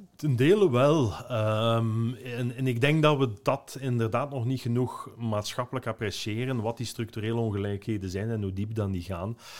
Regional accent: Ghent, Flanders, Belgium; Ik ben een Gentenaar

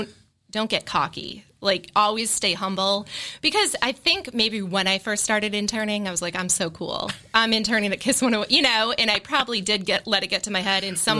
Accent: Marlborough, Massachusetts, United States; Marlboro, but I went to Framingham State.

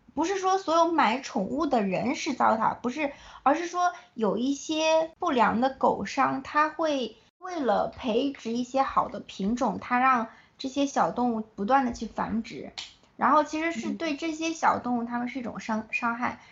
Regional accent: China; moved away as an adult; also born or lived in United States; 我是从，就是土生土长的中国孩子，然后到了美国

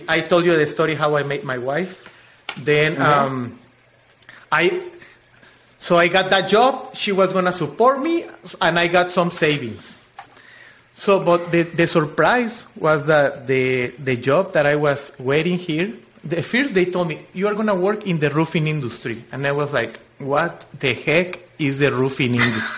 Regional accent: Chiapas, Mexico; English is a second language; moved away as an adult; also born or lived in Mexico City; now in Austin, United States; But I am from the south. From Mexico, I am from Chiapas

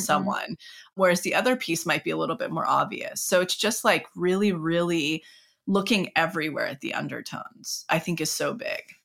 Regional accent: Mariposa, California, United States; my hometown, Mariposa, where I'm from

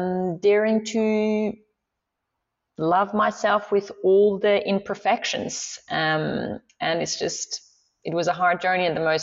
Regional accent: Swiss Alps, Switzerland; first language Swiss German; English is a second language; now in Australia; I grew up in the Swiss Alps

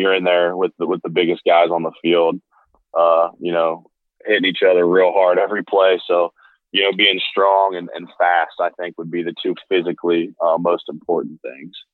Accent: Ohio, United States; growing up in Ohio

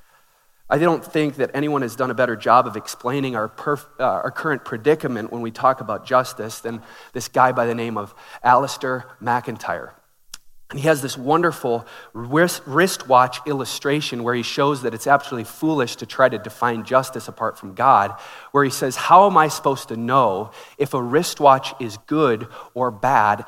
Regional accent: Minneapolis, Minnesota, United States; I grew up in Minneapolis

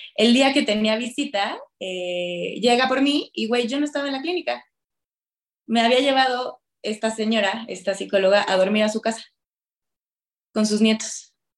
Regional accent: Querétaro, Mexico; moved away as an adult; also born or lived in Mexico City; yo soy de Querétaro

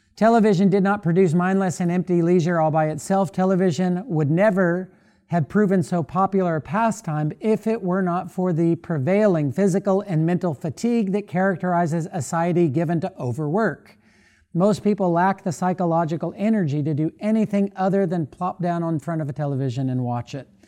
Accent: Florida, United States; now in Louisville, United States; I grew up in Florida.

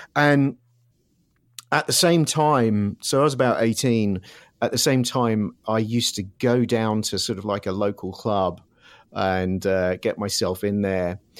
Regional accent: Surrey, South East England, United Kingdom; moved away as an adult; also born or lived in London; now in Los Angeles, United States; originally grew up in, just south of London in Surrey

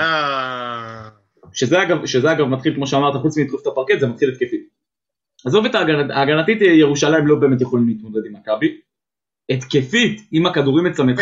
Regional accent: Israel; בסוף אני ישראלי

